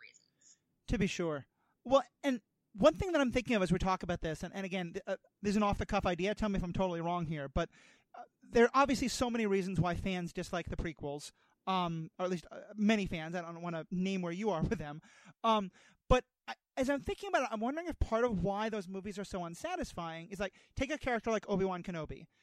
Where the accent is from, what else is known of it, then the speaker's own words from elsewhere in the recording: New York City, New York, United States; moved away; I grew up in New York City. I used to live there